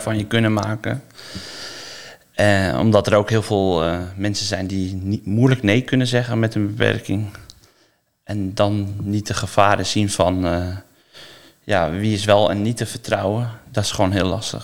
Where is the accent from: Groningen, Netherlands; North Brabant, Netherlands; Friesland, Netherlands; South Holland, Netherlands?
South Holland, Netherlands; Noordwijk; Ik kom uit Noordwijk